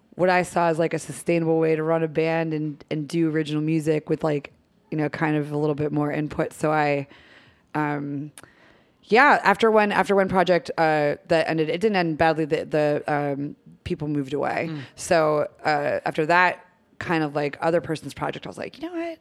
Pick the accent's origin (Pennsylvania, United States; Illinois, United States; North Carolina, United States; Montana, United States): Pennsylvania, United States; Erie; moved away as an adult; also born or lived in New Jersey; now in Philadelphia, United States; I was born in Erie, Pennsylvania